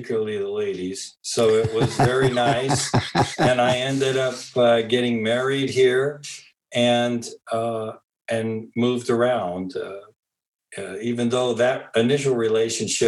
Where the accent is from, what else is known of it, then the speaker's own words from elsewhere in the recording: Modesto, California, United States; moved away as an adult; also born or lived in San Francisco Bay Area, California / Livermore, California / Brussels, Belgium; now in Belgium; I was born in Modesto, California